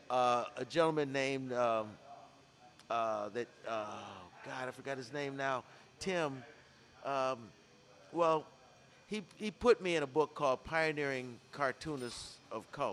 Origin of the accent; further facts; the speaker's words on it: Fort Wayne, Indiana, United States; my childhood growing up in Fort Wayne, Indiana